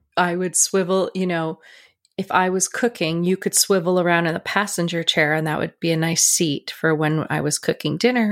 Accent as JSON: {"language": "English", "country": "Canada"}